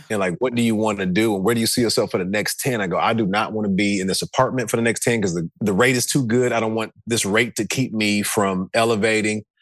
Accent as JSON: {"language": "English", "region": "the South", "country": "United States", "said": "I was from the South"}